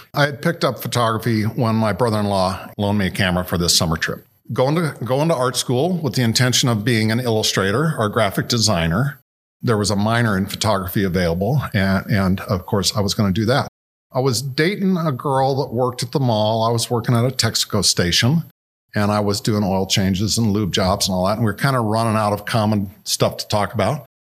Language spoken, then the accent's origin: English; Indianapolis, Indiana, United States; Growing up there